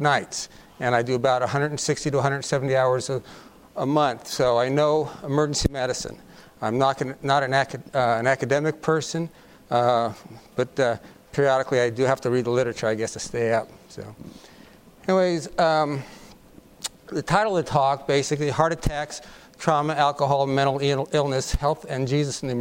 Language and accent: English; Colorado, United States; I'm from Colorado